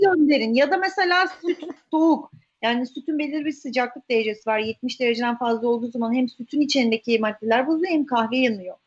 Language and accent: Turkish; Istanbul, Turkey; İstanbul'da doğdum. Doğma büyüme İstanbul'uyum, E, ee, Ataköy çocuğuyum. Ataköy'de büyüdüm.